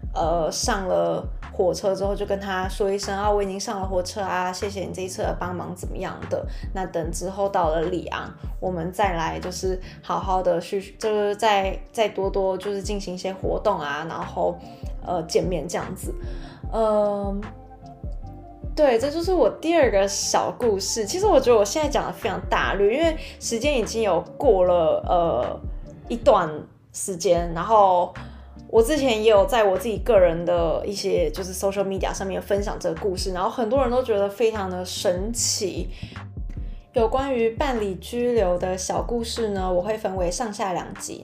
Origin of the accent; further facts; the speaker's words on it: Taiwan; moved away as an adult; now in France; 我就说，“台湾。”